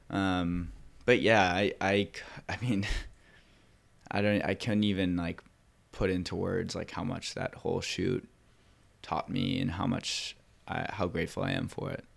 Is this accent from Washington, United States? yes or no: no; Laguna Beach, California, United States; I grew up in Laguna Beach